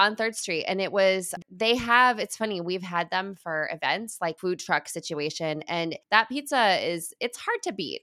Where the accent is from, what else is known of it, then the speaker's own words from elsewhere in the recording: Midwest, United States; also born or lived in Chicago; I lived in Chicago. I'm from the Midwest.